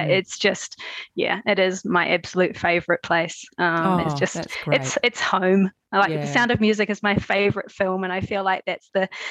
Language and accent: English; New Zealand; also born or lived in Queenstown; So all over New Zealand, actually. I was born in Queenstown and we moved a lot. So we lived in different places around the North and South Island.